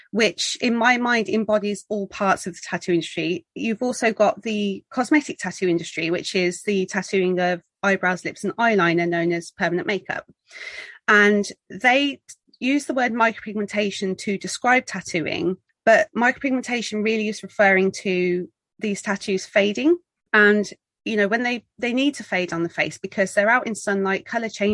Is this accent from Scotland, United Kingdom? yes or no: no; Birmingham, West Midlands, United Kingdom; moved away as an adult; now in Worcestershire, United Kingdom; I'm originally from Birmingham in the UK